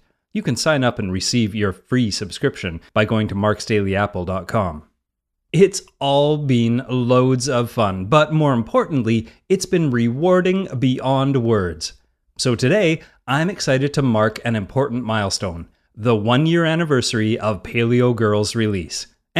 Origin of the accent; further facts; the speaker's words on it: Vandalia, Ohio, United States; a feature in my hometown newspaper back in Ohio, the Vandalia Drummer.